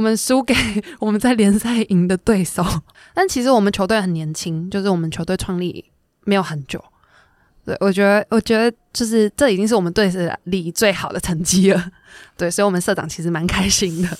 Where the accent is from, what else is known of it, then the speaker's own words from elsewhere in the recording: Taiwan; moved away as an adult; also born or lived in Japan; 因为我觉得我是在台湾出生，就是台湾开始打球的